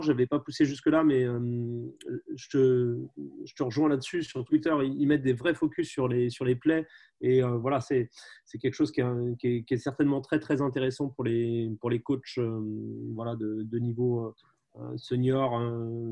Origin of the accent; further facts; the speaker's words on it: Brittany, France; je suis breton d'origine, hein, on est très attaché à notre région